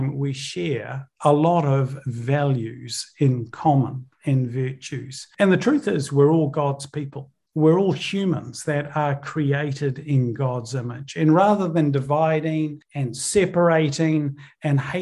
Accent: New Zealand; also born or lived in Northern Ireland, United Kingdom; I was born in the United Kingdom, in Northern Ireland, moved over to New Zealand when I was around 8 years old.

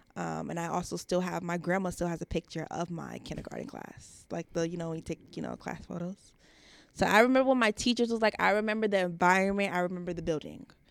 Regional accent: Long Island, New York, United States; I'm from New York. So, I was born in Long Island

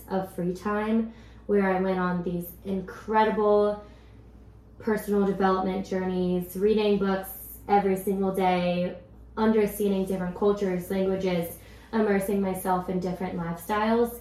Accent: Silicon Valley, California, United States; growing up in the Silicon Valley

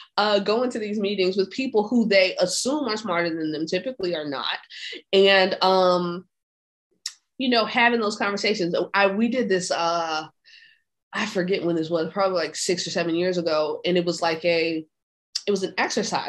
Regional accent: Hampton, Virginia, United States; moved away as an adult; also born or lived in Miami, Florida; I'm from Hampton, Virginia. I went to college in Hampton, Virginia

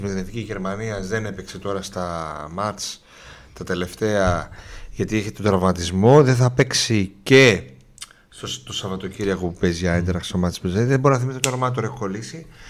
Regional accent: Thessaloniki, Central Macedonia, Greece; από εδώ είμαι από Θεσσαλονίκη

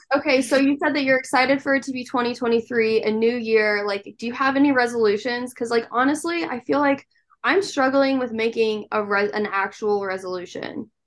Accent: Nebraska, United States; I'm from Nebraska

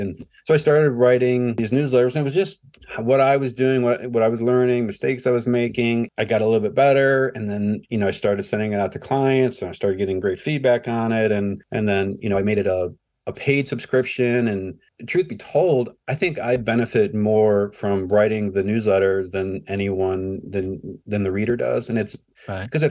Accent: Ohio, United States; i was born and raised here in ohio

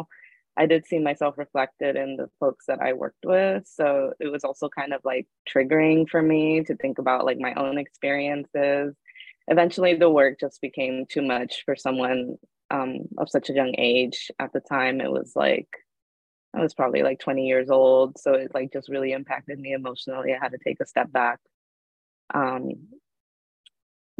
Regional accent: San Gabriel Valley, California, United States; also born or lived in Mérida, Yucatán, Mexico; I'm from Mérida, Yucatan, Mexico, but I grew up in 2001 onward in the San Gabriel Valley in California

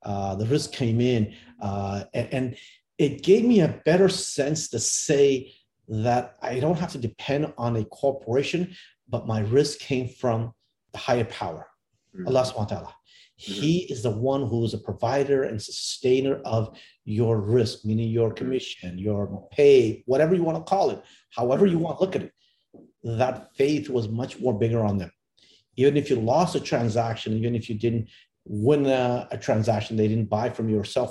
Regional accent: Canada; born or raised there; also born or lived in India

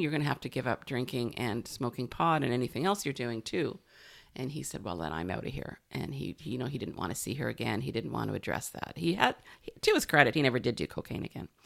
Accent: Canada; also born or lived in Sunshine Coast, British Columbia / Victoria, British Columbia; being a Canadian

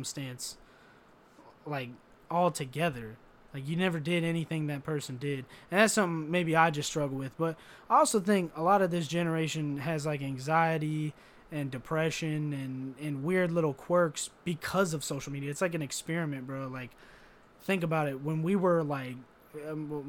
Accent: United States; I'm an American

